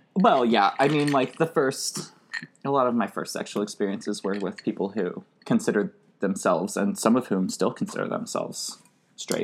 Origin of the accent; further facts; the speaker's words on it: Arkansas, United States; as like a queer person growing up in Arkansas